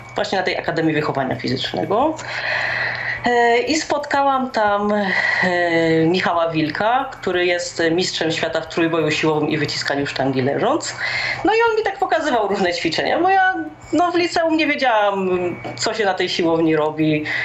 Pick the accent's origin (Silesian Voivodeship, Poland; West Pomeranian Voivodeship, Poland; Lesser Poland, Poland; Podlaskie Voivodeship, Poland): Silesian Voivodeship, Poland; Rybnik; also born or lived in Laski near Warsaw / Katowice; pochodzę z Rybnika. Jest to miejscowość na Górnym Śląsku